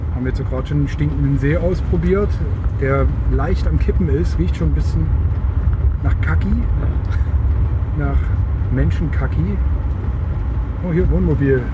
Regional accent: Leipzig, Saxony, Germany; moved away; Ich bin dann in Leipzig aufgewachsen, eben zwischen 1972 und 1981

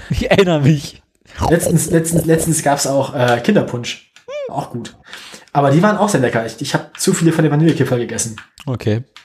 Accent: West Germany, Germany; Ja, A, das, ich bin A, bin ich Wessi

